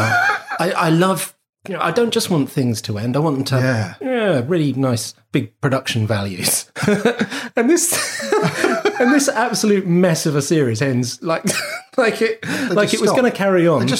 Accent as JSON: {"language": "English", "region": "London", "country": "United Kingdom", "tie": "born or raised there", "said": "I grew up in Barking and Chadwell Heath"}